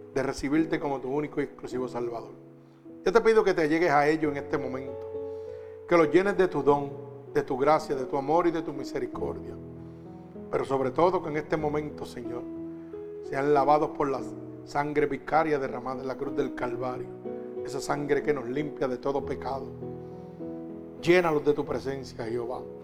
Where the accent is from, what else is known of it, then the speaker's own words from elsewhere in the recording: Puerto Rico; somos la isla del Cordero